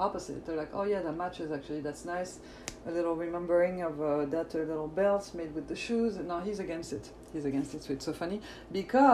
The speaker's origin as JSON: {"language": "English", "country": "France", "accent": "French", "second_language": "English", "moved": "yes", "lives_now": "Los Angeles, United States", "said": "the French accent"}